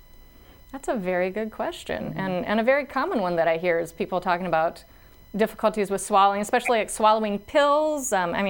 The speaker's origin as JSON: {"language": "English", "town": "Inwood", "region": "Iowa", "country": "United States", "tie": "born or raised there", "also_born_or_lived": "Tyndall, South Dakota", "moved": "as an adult", "lives_now": "Brookings, United States", "said": "family medicine physician. I was born and raised in Inwood, Iowa, so just across the border by Canton."}